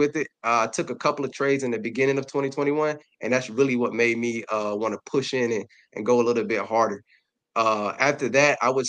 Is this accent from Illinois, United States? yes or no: no; Darlington, South Carolina, United States; now in Columbia, United States; I'm from Darlington, South Carolina, a humbling city right outside of Florence.